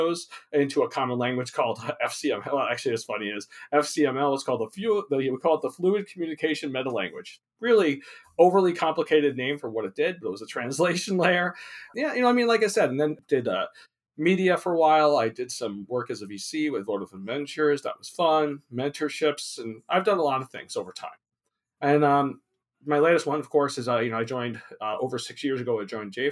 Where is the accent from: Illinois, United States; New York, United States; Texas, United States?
New York, United States; also born or lived in Long Island / New Hampshire; now in California, United States; I grew up in New York. I was born in Long Island, and I moved to New Hampshire and New England, and then moved to California when I was 24